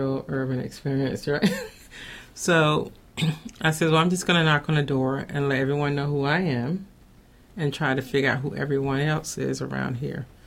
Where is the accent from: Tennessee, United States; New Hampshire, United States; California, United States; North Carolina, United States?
North Carolina, United States; moved away as an adult; also born or lived in New Jersey / Charlotte; now in Baltimore, United States; originally, I'm from North Carolina